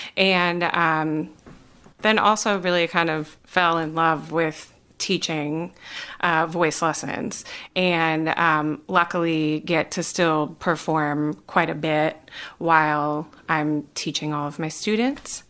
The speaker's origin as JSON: {"language": "English", "region": "Wisconsin", "country": "United States", "moved": "as an adult", "lives_now": "North Carolina, United States", "said": "I am originally from Wisconsin"}